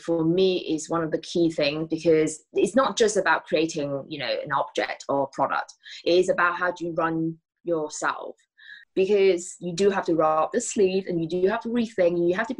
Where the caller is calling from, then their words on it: Bath, South West England, United Kingdom; I am at home in Bath in the UK.